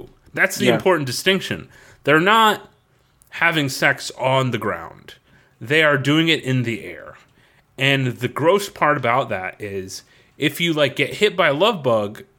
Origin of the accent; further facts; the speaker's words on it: Florida, United States; growing up in Florida